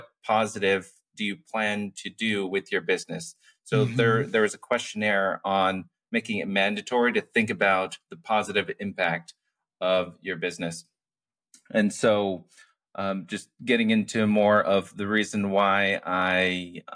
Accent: Castro Valley, California, United States; I grew up in the Bay Area in San Francisco Bay Area in Castro Valley in the East Bay

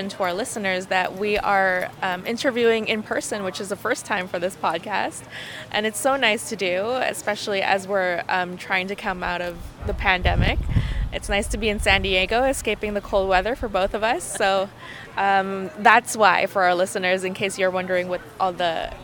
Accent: Canada; As a Canadian

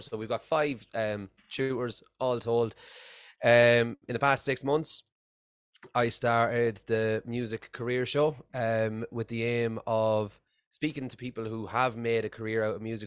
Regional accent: Ireland; moved away as an adult; now in Scotland, United Kingdom; I'm originally from Ireland, uh, and I've been living in Scotland for the past eight years.

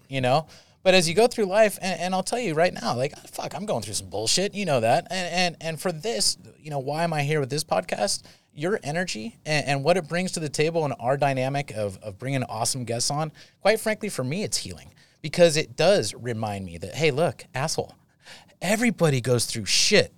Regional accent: Saratoga, California, United States; I'm from Saratoga

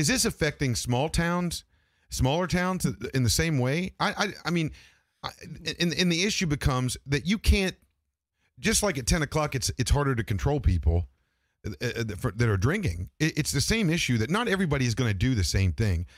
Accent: Grafton, West Virginia, United States; I'm from Grafton, West Virginia, and there weren't, there was only two black, uh, kids that went to school

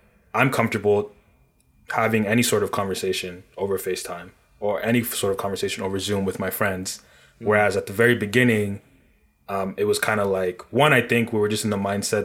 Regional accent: Nigeria; now in Toronto, Canada; I'm originally from Nigeria

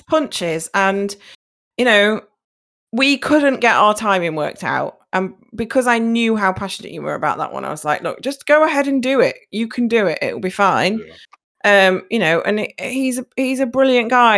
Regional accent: United Kingdom; My hometown has its own cinema

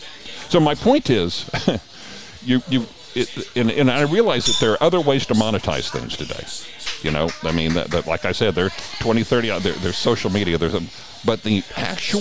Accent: Oklahoma City, Oklahoma, United States; moved away; when I was growing up in Oklahoma City

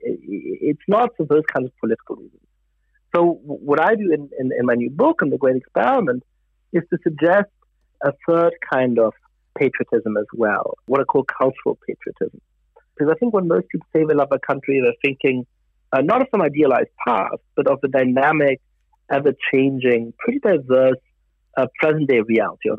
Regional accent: Germany; also born or lived in Italy / France / United Kingdom; now in United States; I grew up in Germany. I've lived in Italy and France and the United Kingdom and the United States.

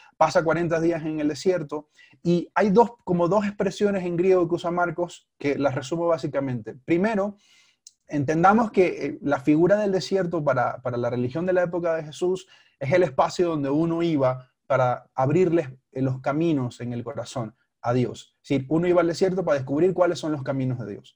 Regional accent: Panama; moved away as an adult; now in Bogotá, Colombia; soy de Panamá, hace tres años vivo aquí en la ciudad de Bogotá

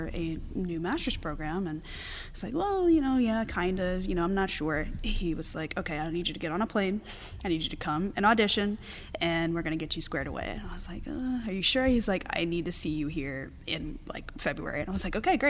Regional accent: Mobile, Alabama, United States; moved away as an adult; also born or lived in Manhattan, New York; now in Madison, United States; I ended up moving when I was about 3 or 4 years old to Alabama. So I grew up there and went through the Mobile Public School System there, elementary, middle, and high

